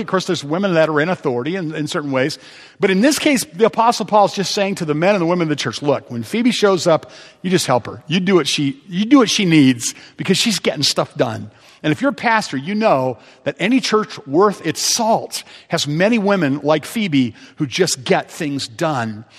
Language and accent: English; Ohio, United States; I'm from Ohio